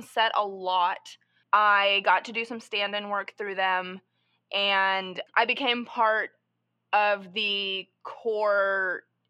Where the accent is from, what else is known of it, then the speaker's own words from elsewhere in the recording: Texas, United States; moved away; I'm from Texas, so I was trying to essentially launch this film career out of Dallas, Texas